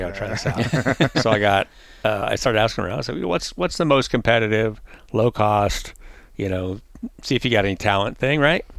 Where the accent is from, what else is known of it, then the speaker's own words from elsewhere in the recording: Nebraska, United States; We go way back. We're from Nebraska, but he was a modified driver and a pretty well-known fabricator.